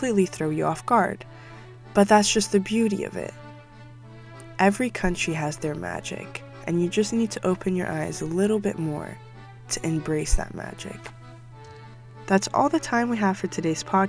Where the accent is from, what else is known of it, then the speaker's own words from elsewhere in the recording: Dubai, United Arab Emirates; moved away as an adult; also born or lived in Morocco; I'm Moroccan, and I was raised in Dubai and lived there my entire life, up until 3 years ago.